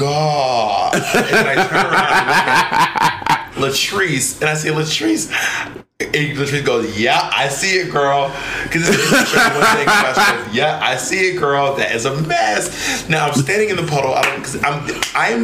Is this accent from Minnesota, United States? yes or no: no; Atlanta, Georgia, United States; moved away; In Atlanta, Georgia, my hometown